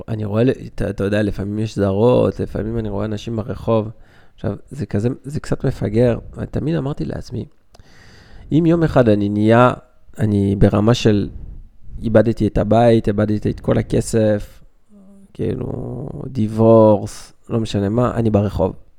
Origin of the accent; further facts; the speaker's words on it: Belgium; now in Israel; אני בא מבלגיה